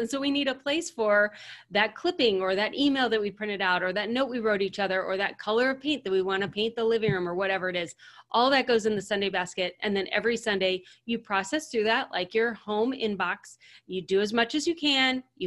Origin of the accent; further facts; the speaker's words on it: United States; So as Americans, so we are American women